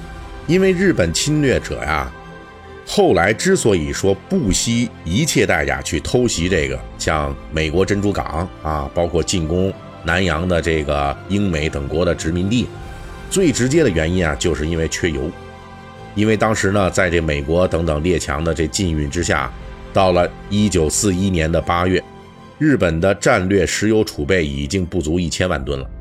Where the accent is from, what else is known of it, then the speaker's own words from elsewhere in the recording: China; 被我们中国人发现以后，